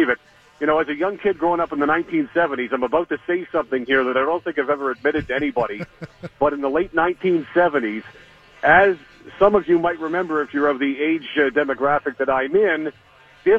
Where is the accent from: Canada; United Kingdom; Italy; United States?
Canada; Toronto, Ontario; I grew up in Toronto. I grew up a diehard Toronto Maple Leafs fan.